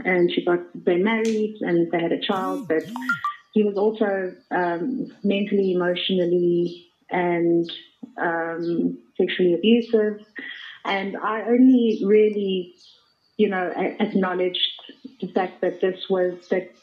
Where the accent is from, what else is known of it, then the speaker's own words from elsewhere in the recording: Centurion, Gauteng, South Africa; also born or lived in Thunderbale Park; now in Johannesburg, South Africa; I was born in Thunderbale Park, and I sort of moved from Thunderbale Park to Centurion, and I grew up there.